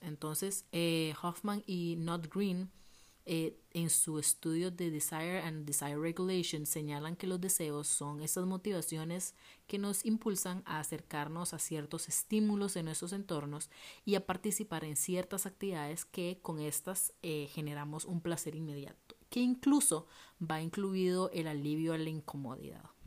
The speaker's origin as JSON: {"language": "Spanish", "town": "Liberia", "region": "Guanacaste", "country": "Costa Rica", "tie": "born or raised there", "moved": "as an adult", "lives_now": "Heredia, Costa Rica", "said": "yo crecí y viví en Liberia em, y me vine a vivir Heredia"}